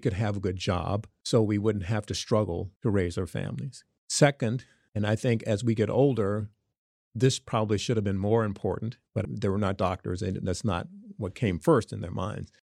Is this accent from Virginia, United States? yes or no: yes; Smithfield, Virginia, United States; moved away; from Smithfield, Virginia, the farm boy